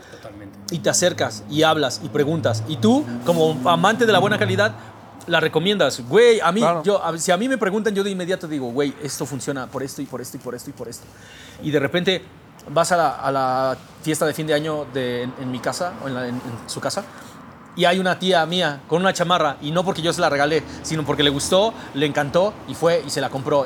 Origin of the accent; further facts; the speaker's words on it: Mexico; Soy un mexicano muy tradicional